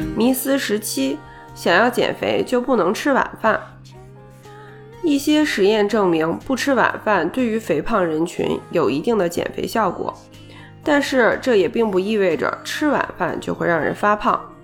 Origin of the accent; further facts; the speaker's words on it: China; 以我们中国人的饮食习惯，早餐经常是喝碗粥啊、吃个面啊之类的